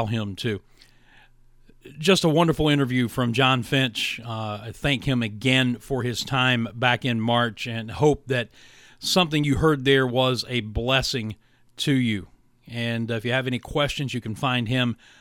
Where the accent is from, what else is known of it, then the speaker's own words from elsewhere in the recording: West Virginia, United States; moved away; the church my dad pastors back in West Virginia, Rawl Free Will Baptist Church. I was elected to my high school's Athletic Hall of Fame